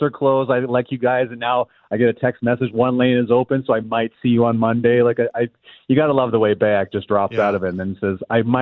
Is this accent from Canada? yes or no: yes; Canada; like I just we're so Canadian.